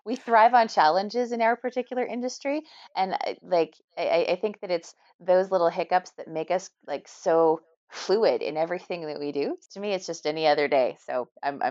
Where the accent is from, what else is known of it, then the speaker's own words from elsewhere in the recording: Canada; Being Canadian